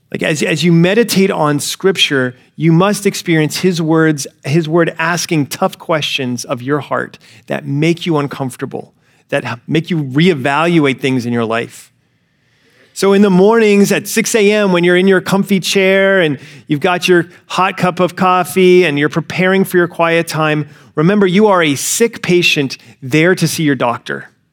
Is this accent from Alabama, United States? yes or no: yes; Alabama, United States; growing up in the South, I grew up in Alabama